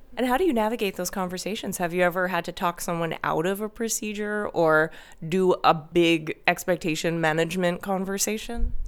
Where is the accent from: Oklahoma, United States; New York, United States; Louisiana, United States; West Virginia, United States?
New York, United States; New York City; moved away; New York City, my hometown